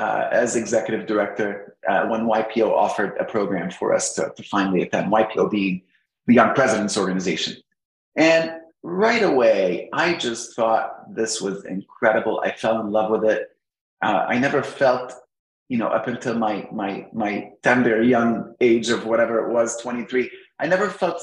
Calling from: Alexandria, Virginia, United States; I'm right at home, Alexandria, Virginia.

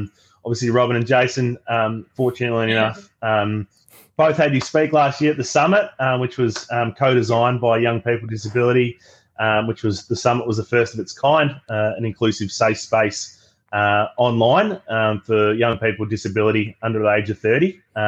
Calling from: Melbourne, Victoria, Australia; I use the pronouns he, him, and I'm calling today from Melbourne on Wurundjeri land of the Kulin Nations.

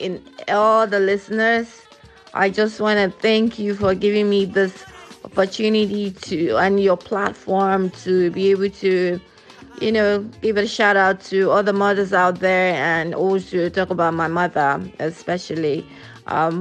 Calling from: Houston, Texas, United States; I'm calling from Houston, Texas.

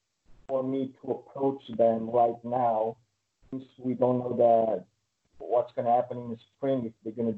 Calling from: Connecticut, United States; I'm here from Connecticut.

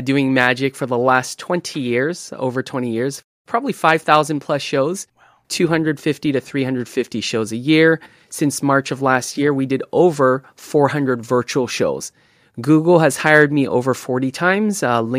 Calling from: Fremont, California, United States; Fremont, California.

